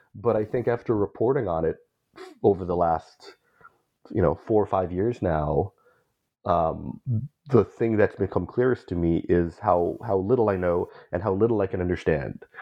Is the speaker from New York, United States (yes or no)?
no; Bay Area, California, United States; growing up as a Filipino in the Bay Area whose family came from Mindanao